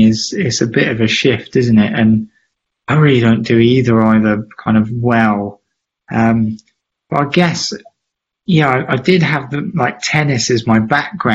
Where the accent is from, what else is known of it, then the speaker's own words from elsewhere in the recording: Gloucester, South West England, United Kingdom; I'm from Gloucester, you know, I'm born and bred